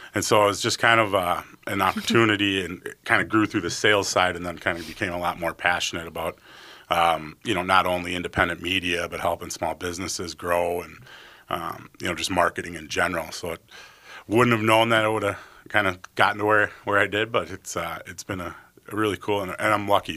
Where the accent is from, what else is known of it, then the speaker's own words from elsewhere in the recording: White Bear Lake, Minnesota, United States; also born or lived in Bemidji, Minnesota / Eau Claire, Wisconsin; I grew up in White Bear Lake, so a northeast suburb of the Twin Cities.